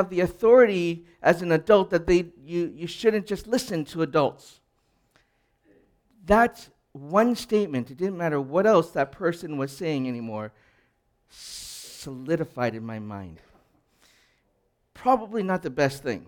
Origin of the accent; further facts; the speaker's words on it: Edmonton, Alberta, Canada; I grew up in Edmonton